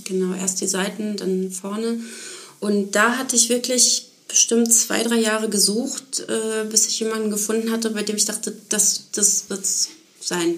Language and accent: German; Ruhr area, North Rhine-Westphalia, Germany; moved away; Ich komme aus dem Ruhrgebiet